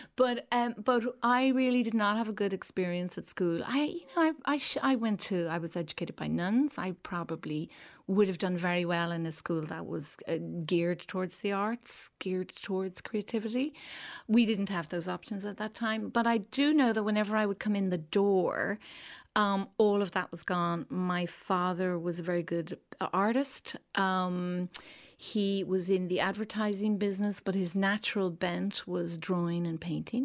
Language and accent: English; Dublin, Leinster, Ireland; moved away as an adult; also born or lived in Belfast; now in New York, United States